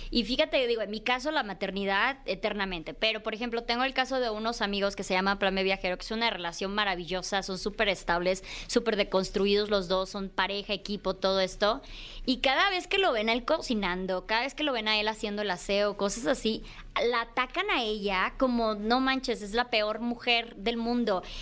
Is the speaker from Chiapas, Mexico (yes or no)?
yes; Chiapas, Mexico; moved away as an adult; now in Mexico City, Mexico; yo salí eh, de Chiapas por ahí de los 23 años, digo, salí de casa de mi mamá como a los 19, 20, cosa que no es muy común en Chiapas